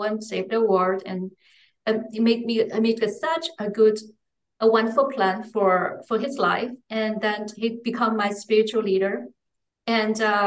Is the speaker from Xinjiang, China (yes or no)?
no; Beijing, China; English is a second language; now in Frankfurt, Germany; I was born and raised in Beijing, the capital city of China